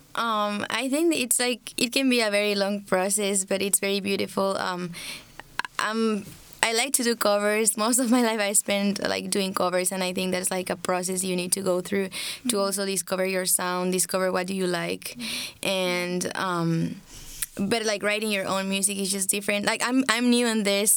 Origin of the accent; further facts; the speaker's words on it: Bolivia; I'm from Bolivia